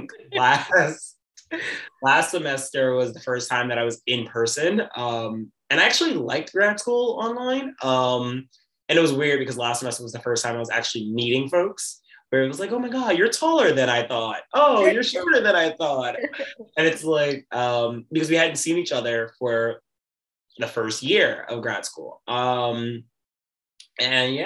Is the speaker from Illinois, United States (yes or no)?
no; New York City, New York, United States; born and raised in Brooklyn, New York, still in Brooklyn, New York.